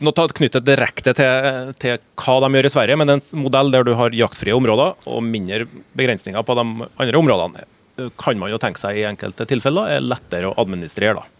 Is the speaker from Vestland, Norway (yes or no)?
no; Trøndelag, Norway; jeg er trønder